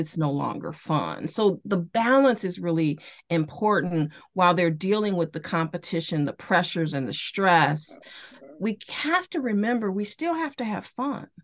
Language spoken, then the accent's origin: English; Chicago, Illinois, United States; growing up in Chicago